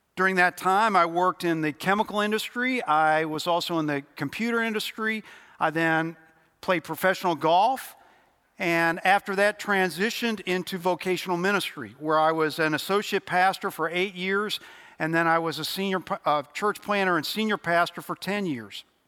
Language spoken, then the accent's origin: English; Louisville, Kentucky, United States; moved away as an adult; also born or lived in Cincinnati, Ohio / Nashville, Tennessee / East Tennessee; very quickly after I was born, nine months, we moved to Louisville, Kentucky, where I grew up.